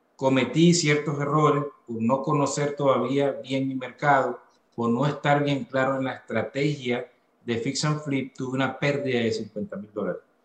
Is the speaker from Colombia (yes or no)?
no; Venezuela; moved away as an adult; now in Atlanta, United States; soy venezolano, soy venezolano, vine a este maravilloso país hace ocho años, luego de haber salido de, de mi natal Venezuela, y en este momento, pues vivo en la ciudad de Atlanta, Georgia